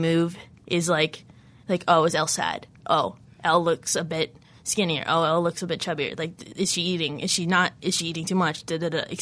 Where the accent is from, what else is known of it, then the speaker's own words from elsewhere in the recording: Ottawa, Ontario, Canada; in Ottawa, my hometown